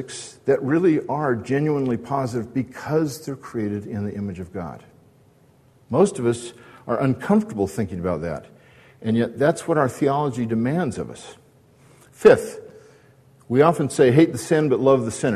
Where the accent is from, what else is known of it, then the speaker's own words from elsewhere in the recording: Newport Beach, California, United States; I grew up in Newport Beach with John Stevens right here